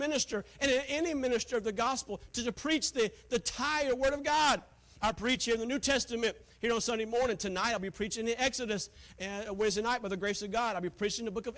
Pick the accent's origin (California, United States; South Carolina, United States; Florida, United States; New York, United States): South Carolina, United States; Taylors; moved away; She was from the same town that I was from, Taylor, South Carolina